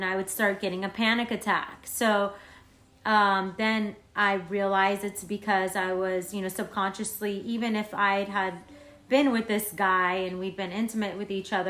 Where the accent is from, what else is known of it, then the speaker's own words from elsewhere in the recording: Florence, Tuscany, Italy; moved away; So I'm from Florence, Italy